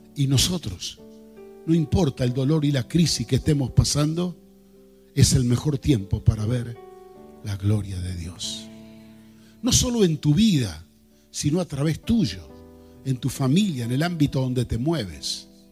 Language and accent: Spanish; Rosario, Santa Fe, Argentina; nosotros en Rosario